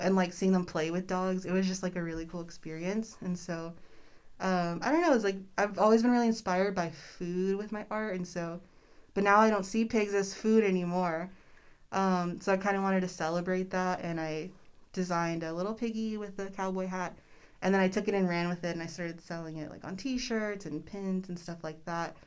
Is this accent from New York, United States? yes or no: no; Austin, Texas, United States; moved away as an adult; now in Corpus Christi, United States; I grew up in Austin